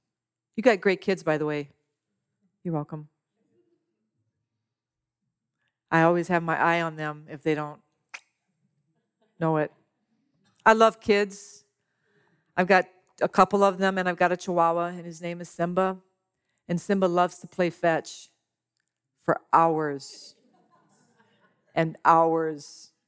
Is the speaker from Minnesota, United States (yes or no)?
no; Louisiana, United States; I'm from Louisiana. I am Cajun to the core. I don't sound like it, but I eat like it.